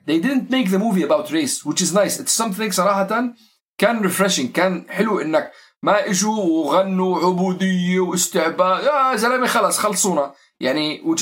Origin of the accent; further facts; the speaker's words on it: Syria; نحن كلياتنا سوري يعني مثل مثل الاوضاع والمشاكل والقصص اللي بتمر على كل خاصه المجتمعات اللي احنا قاعدين عايشين فيها